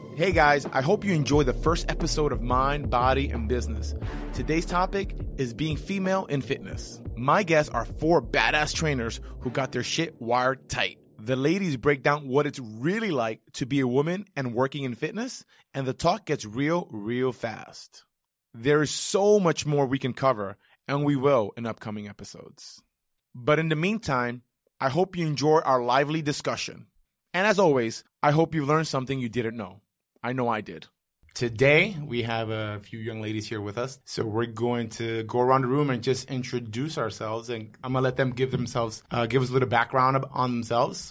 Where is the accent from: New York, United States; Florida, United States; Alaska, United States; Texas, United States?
New York, United States; New York City; I'm a New Yorker